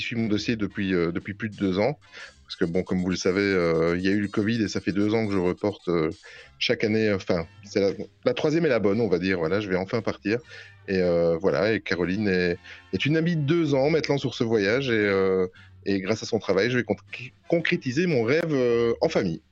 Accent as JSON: {"language": "French", "country": "Belgium", "accent": "Belgian", "said": "j'ai juste l'accent belge"}